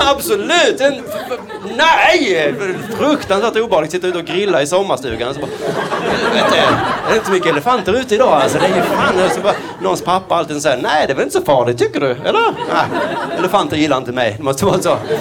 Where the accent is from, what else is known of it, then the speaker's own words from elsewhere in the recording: Skåne, Sweden; accent: Skånska; jag pratar skånska